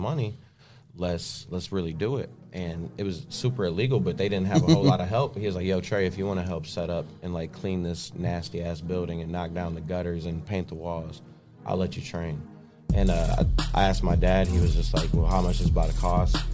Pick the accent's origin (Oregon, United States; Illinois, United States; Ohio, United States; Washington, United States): Ohio, United States; Toledo; Born and raised in Toledo